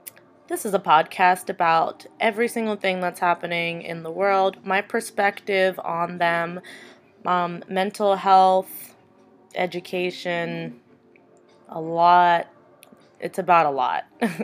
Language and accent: English; New York, United States; now in Arizona, United States; I'm from New York. I live currently in Arizona, and let me tell you, what a difference. No, I don't sound like I'm from New York.